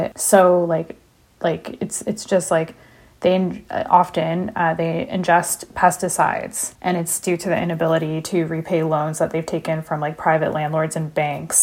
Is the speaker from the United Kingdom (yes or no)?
no; Pakistan; as a Pakistani